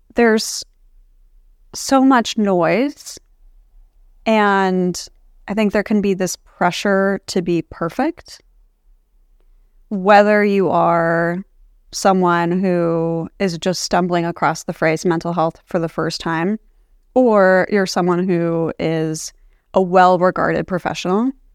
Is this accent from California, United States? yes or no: yes; Palo Alto, California, United States; growing up in Palo Alto